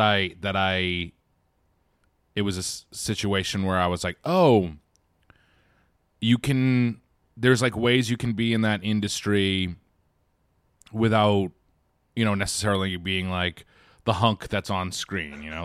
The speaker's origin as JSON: {"language": "English", "town": "Quincy", "region": "Massachusetts", "country": "United States", "tie": "born or raised there", "said": "as a kid in, in Quincy, Massachusetts"}